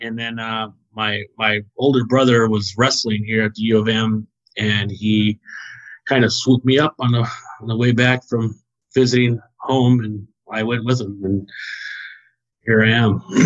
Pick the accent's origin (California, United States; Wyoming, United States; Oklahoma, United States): Wyoming, United States; moved away as an adult; now in New Brighton, Minnesota, United States; I was born in the state of Wyoming